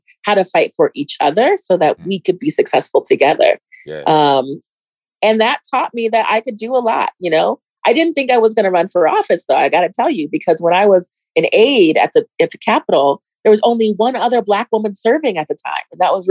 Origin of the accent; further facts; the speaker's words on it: Germany; born there; also born or lived in Colorado Springs, United States; But I was born in Germany. My mom was an officer in the army, and she was a single mom. And then I eventually came to Colorado after traveling a lot of different places. She was an OBGYN. We traveled a lot. Eventually came to Colorado Springs.